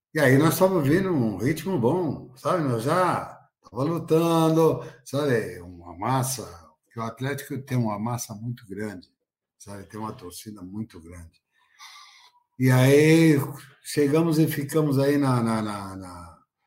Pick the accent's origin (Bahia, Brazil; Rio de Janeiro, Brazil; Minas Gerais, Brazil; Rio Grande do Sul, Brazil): Bahia, Brazil; Juazeiro; moved away; Juazeiro, onde eu nasci